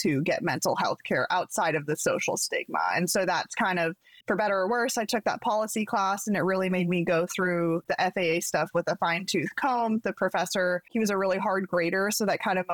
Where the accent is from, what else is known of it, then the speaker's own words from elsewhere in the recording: Pacific Northwest, United States; growing up in the Pacific Northwest